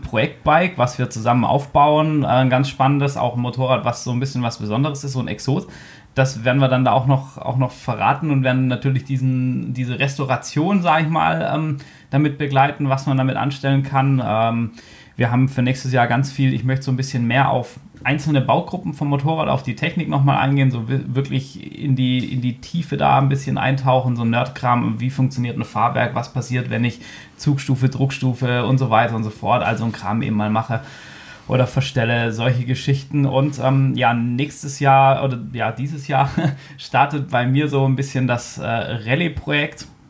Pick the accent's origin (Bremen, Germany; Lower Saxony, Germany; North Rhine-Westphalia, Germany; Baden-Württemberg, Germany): Lower Saxony, Germany; Hanover; wir kommen beide aus Hannover